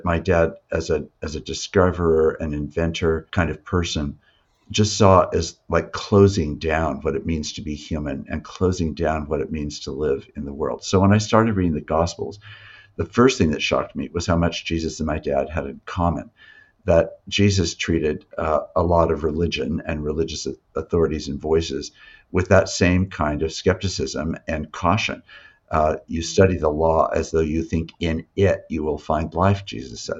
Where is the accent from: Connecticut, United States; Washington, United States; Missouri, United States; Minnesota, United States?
Washington, United States; Yakima; I was raised in Yakima